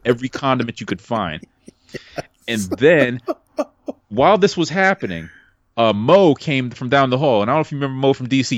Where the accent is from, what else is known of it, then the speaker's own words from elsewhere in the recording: New York City, New York, United States; moved away; also born or lived in Virginia; I'm from Brooklyn